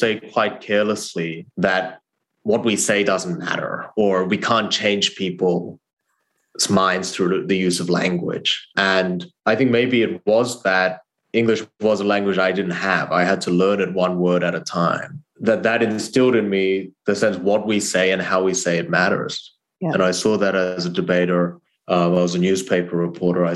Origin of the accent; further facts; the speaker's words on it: Australia; English is a second language; moved away as an adult; also born or lived in South Korea / Harvard; I grew up in Australia and I went to college at Harvard